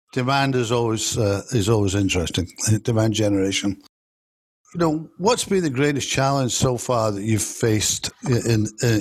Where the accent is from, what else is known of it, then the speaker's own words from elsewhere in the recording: Toronto, Ontario, Canada; I'm from Toronto